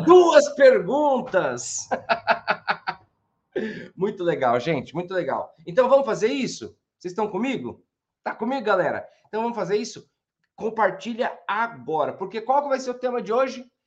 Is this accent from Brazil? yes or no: yes; Santo André, São Paulo, Brazil; Eu sou de Santo André